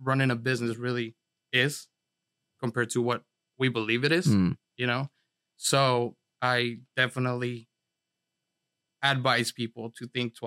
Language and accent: English; San Diego, California, United States; also born or lived in Los Angeles, California; But I was definitely raised here in San Diego.